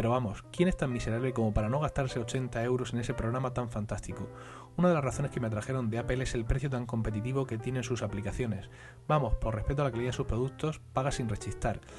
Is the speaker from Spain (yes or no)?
yes; Spain; como soy español de pura cepa, voy a empezar criticando, que para eso es nuestro deporte nacional por excelencia.